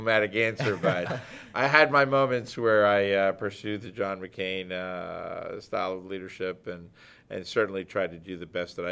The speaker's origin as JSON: {"language": "English", "town": "New York City", "region": "New York", "country": "United States", "tie": "born or raised there", "also_born_or_lived": "Cuba / Jamaica, Queens", "said": "I came into this country as a Cuban-American refugee, brought here by my family at the age of one, and I grew up in Hell's Kitchen in New York City"}